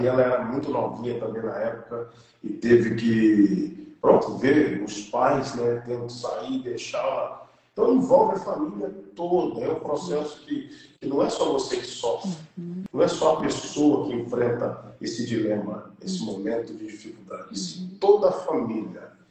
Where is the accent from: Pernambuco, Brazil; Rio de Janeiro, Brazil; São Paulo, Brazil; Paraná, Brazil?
Rio de Janeiro, Brazil; Itaperuna; moved away; eu vim lá de Itaperuna, que era a minha cidade.